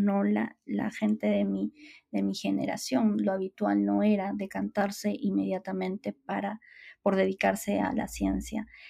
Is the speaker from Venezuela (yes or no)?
no; Huaraz, Ancash, Peru; also born or lived in Madrid; En el Perú, una de las ciudades, además, donde yo nací y crecí, que es, que es Huaraz